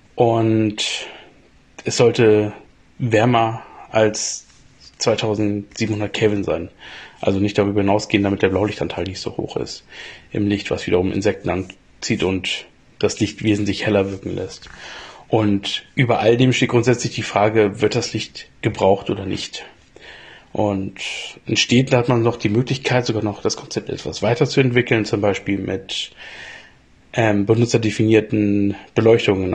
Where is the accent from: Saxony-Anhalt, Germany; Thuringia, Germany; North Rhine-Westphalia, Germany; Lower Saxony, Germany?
Lower Saxony, Germany; Springe; moved away; in meiner alten Heimat Springe, das ist bei Hannover